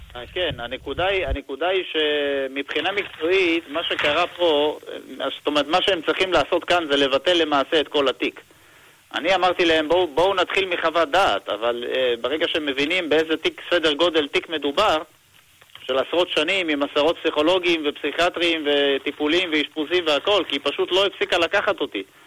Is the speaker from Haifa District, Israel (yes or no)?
yes; Kiryat Bialik, Haifa District, Israel; moved away as an adult; now in Jerusalem, Israel; ועברתי לירושלים, אני מגיע מהקריות. אה, כן. ביאליק במקור, ועברתי לירושלים